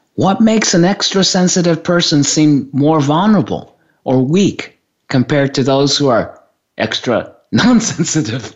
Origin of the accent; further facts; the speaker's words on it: Japan; I grew up in Japan.